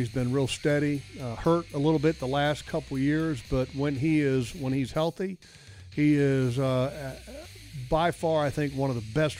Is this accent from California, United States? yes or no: no; Sterling, Virginia, United States; I grew up in Sterling, Virginia, which growing up as a kid, that's where the Redskins training facility was located at.